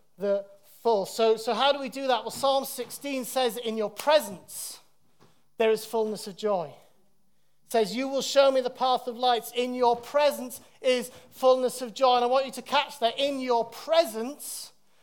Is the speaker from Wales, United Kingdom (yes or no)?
yes; Wales, United Kingdom; moved away; when I was living in Wales, growing up in Wales